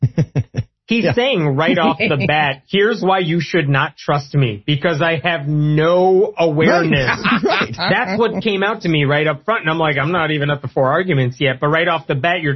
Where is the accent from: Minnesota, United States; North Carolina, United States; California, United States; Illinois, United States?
Illinois, United States; Chicago; I'm from Chicago